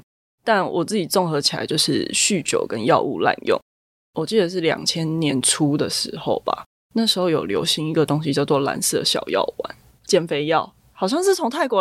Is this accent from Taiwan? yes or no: yes; Zhonghe, New Taipei, Taiwan; 对，我们住在中和南势角，然后爸爸就会开车带我们去新店深坑老街吃臭豆腐。